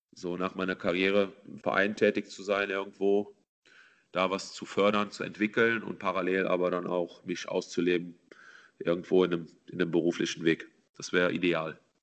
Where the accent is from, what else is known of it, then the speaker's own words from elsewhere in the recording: Mendig, Rhineland-Palatinate, Germany; also born or lived in Slovakia; in Mendig, wo ich aufgewachsen bin